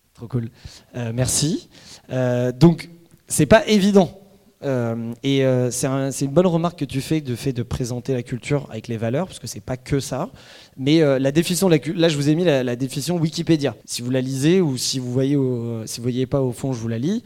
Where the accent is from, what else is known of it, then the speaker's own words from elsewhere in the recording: France; on est français, en tout cas pour la plupart ici